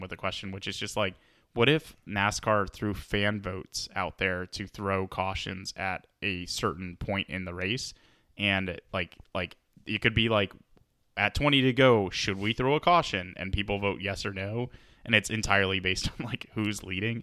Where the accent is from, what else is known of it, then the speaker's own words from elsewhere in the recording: Atlanta, Georgia, United States; now in West Coast, United States; I'm from Atlanta